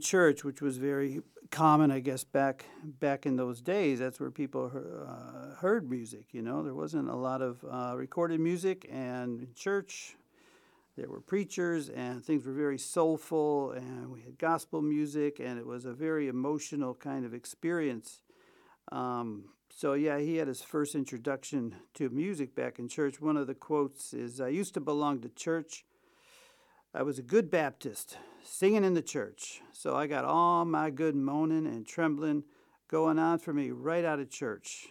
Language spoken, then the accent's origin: English; Chicago, Illinois, United States; now in Vienna, Austria; my hometown, sweet home Chicago